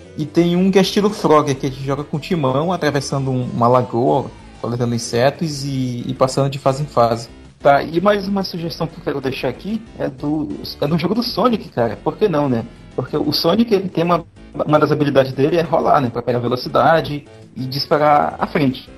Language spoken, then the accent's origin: Portuguese; Tefé, Amazonas, Brazil; moved away; na minha cidade, onde eu cresci, a minúscula de Tefé